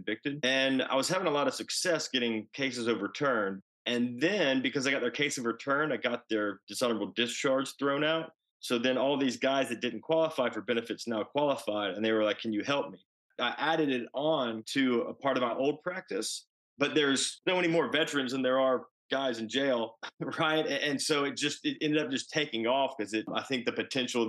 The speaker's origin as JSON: {"language": "English", "town": "Athens", "region": "Georgia", "country": "United States", "said": "I'm from Athens, Georgia originally"}